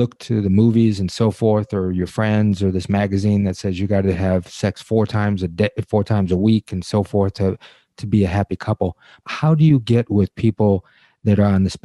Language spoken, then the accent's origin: English; Detroit, Michigan, United States; I'm from Detroit